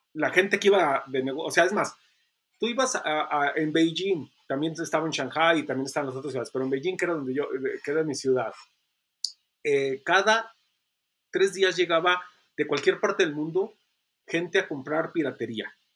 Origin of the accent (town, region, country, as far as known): Mexico; also born or lived in China